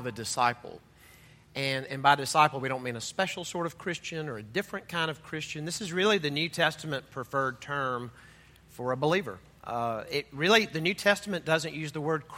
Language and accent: English; Mississippi, United States; I'm from Mississippi